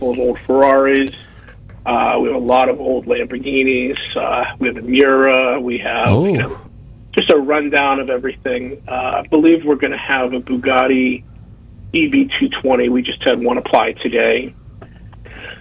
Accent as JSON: {"language": "English", "area": "just outside of Pittsburgh", "region": "Western Pennsylvania", "country": "United States", "tie": "born or raised there"}